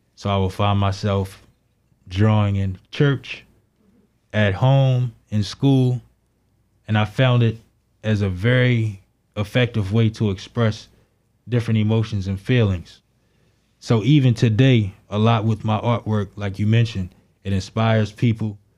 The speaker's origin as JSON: {"language": "English", "town": "Baltimore", "region": "Maryland", "country": "United States", "tie": "born or raised there", "said": "I grew up in Baltimore, Maryland, in Northwest Baltimore City."}